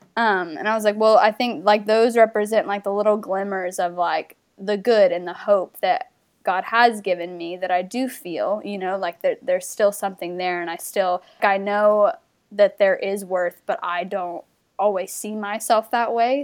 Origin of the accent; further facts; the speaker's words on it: North Carolina, United States; moved away as an adult; also born or lived in Australia; I'm from North Carolina originally.